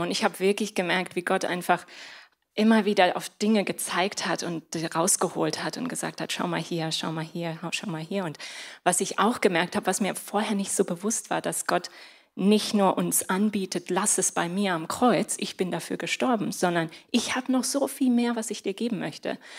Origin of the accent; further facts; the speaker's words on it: Germany; also born or lived in Spain; ich bin Deutsche und ich bin Spanierin. Ich bin zwei Kulturen aufgewachsen und meine spanische Seite kommt häufig irgendwie zu kurz